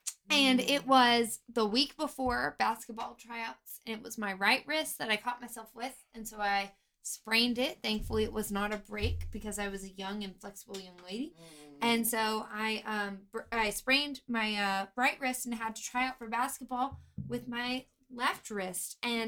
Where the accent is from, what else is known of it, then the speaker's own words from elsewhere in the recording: the South, United States; I actually did grow up in the South.